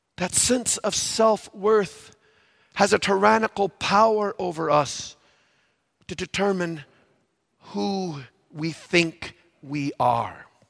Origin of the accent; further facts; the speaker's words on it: Valparaiso, Indiana, United States; I grew up in Valparaiso, Indiana